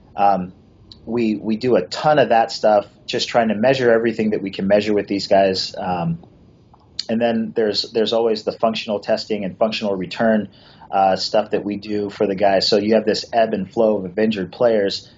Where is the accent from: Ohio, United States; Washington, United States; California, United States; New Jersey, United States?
Washington, United States; I went to a high school where it was uh, you know 2,400 kids, and that was three levels. We were one of the largest high schools uh, in the state of Washington at the time